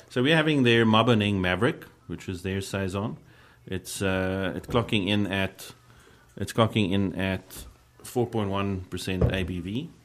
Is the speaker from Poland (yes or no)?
no; South Africa; being a South African beer fan